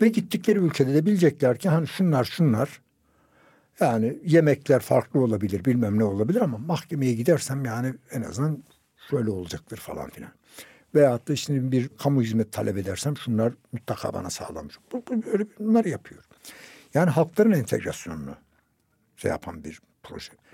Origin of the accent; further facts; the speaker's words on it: Turkey; benim bir Türk olarak İspanya'da da oturabilmem